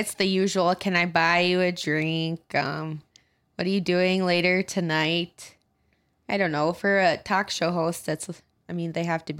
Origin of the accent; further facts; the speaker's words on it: Pierre, South Dakota, United States; now in Redfield, United States; I grew up in Pierre, and now I live in Redfield.